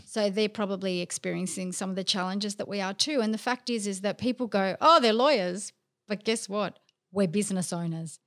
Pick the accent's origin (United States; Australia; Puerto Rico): Australia; Melbourne, Victoria; also born or lived in London; I'm Greek. I'm from Melbourne, of course I'm Greek.